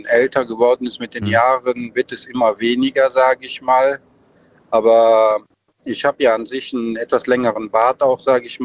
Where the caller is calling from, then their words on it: Cologne, North Rhine-Westphalia, Germany; Ja, ich komme hier bei köln Overrad.